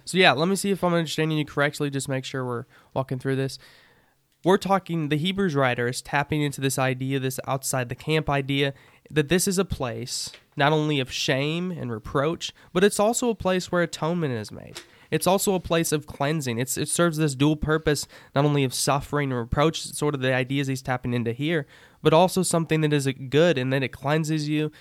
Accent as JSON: {"language": "English", "country": "United States", "said": "Before I'm an American, I'm still Christian"}